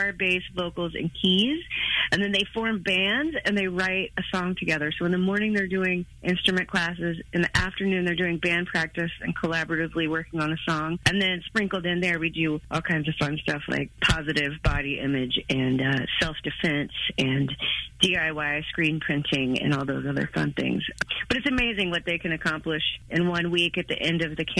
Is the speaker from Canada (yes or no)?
no; Oklahoma, United States; I was. I'm like a 5th, 6th generation Okie